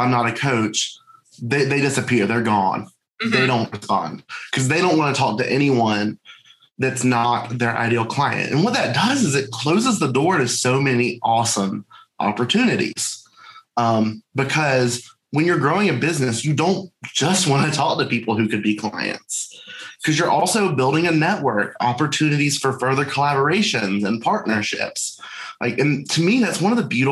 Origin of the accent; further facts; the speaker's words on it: Charlotte, North Carolina, United States; I'm originally from Charlotte, North Carolina